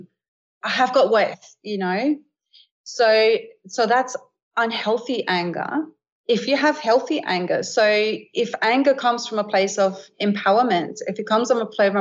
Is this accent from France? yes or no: no; Denmark; moved away; I grew up in Scandinavia, in Denmark as a little girl